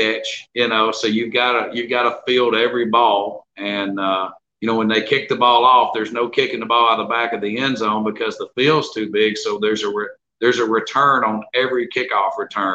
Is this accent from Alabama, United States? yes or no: yes; Jackson County, Alabama, United States; moved away; also born or lived in Winnipeg, Canada; I was born in Jackson County, Alabama.